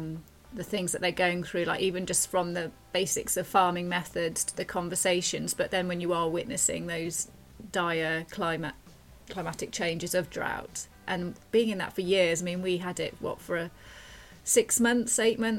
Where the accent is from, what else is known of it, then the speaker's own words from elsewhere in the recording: United Kingdom; Well, we are British. We have to moan about the weather.